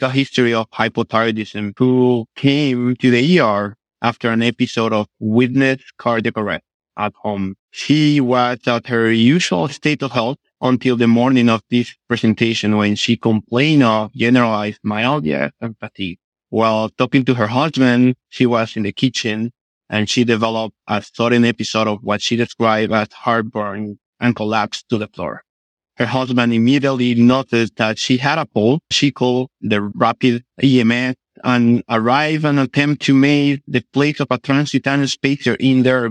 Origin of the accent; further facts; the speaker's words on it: Guatemala; moved away as an adult; now in Miami, United States; I am from Guatemala, Central American country where I was born, raised, and trained in medicine.